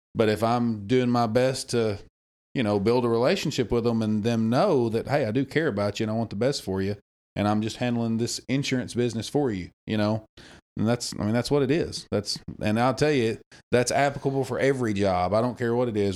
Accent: Damascus, Arkansas, United States; I'm from Damascus, Arkansas. Born and raised there

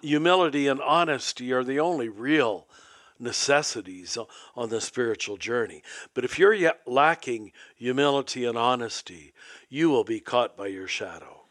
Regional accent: Kansas, United States; I was raised in Kansas

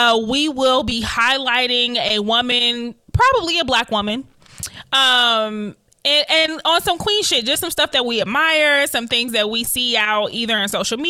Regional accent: Detroit, Michigan, United States; we grew up in Detroit, both on the same side

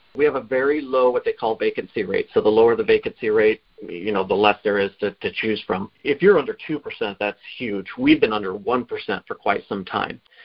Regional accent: Oregon, United States; moved away as an adult; now in Bellingham, United States; I'm originally from Oregon. I came up here on a on a football scholarship

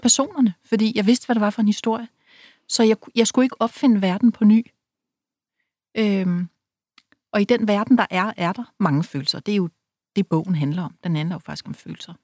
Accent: Rødby, Zealand, Denmark; moved away; Jeg var en pige fra byen, selvom jeg var fra Rødby.

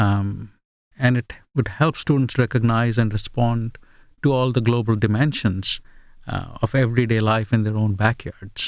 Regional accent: India; first language Bengali; English is a second language; also born or lived in England / Australia; now in United States; Bengali is my mother tongue.

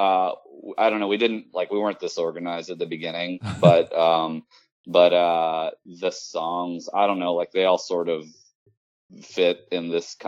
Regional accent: Richmond, Virginia, United States; Richmond, Virginia, which is my hometown

